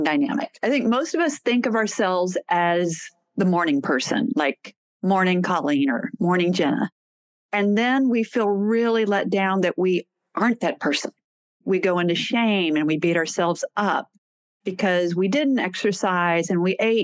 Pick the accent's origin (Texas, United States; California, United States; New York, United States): Texas, United States; I'm from Texas